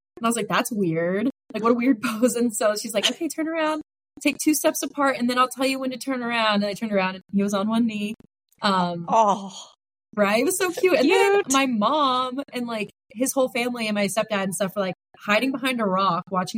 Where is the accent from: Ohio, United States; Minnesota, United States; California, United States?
Ohio, United States; moved away; I am originally from Ohio. I started triathlons when I was living in Ohio in 2016